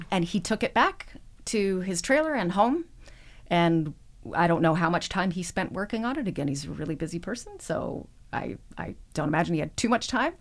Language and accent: English; Edmonton, Alberta, Canada; also born or lived in Toronto area; I was born outside of Toronto, but I grew up in Edmonton